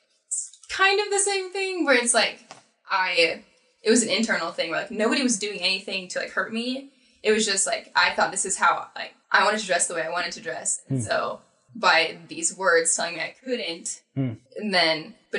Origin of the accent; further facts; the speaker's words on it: Southern Arizona, United States; I grew up in Southern Arizona